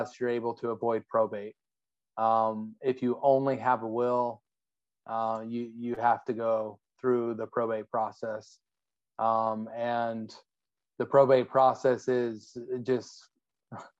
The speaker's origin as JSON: {"language": "English", "region": "Arizona", "country": "United States", "tie": "born or raised there", "said": "I'm from Arizona. I was raised in Arizona."}